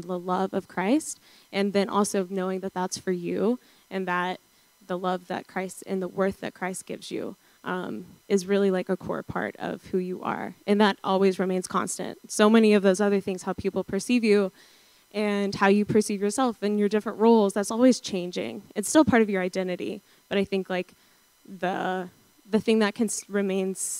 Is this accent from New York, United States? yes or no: no; suburb outside of Atlanta, Georgia, United States; moved away; I'm from a suburb outside of Atlanta, Georgia